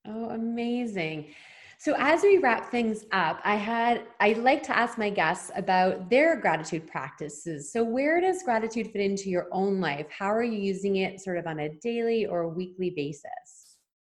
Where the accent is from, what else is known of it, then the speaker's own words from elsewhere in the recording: Ontario, Canada; moved away as an adult; now in British Columbia, Canada; I'm from Ontario and moved to BC three years ago.